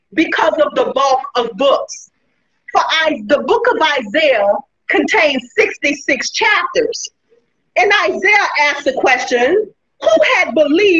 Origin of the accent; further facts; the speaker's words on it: New Orleans, Louisiana, United States; now in Gonzales, United States; I was born in New Orleans, Louisiana, and I presently reside in Gonzales, Louisiana.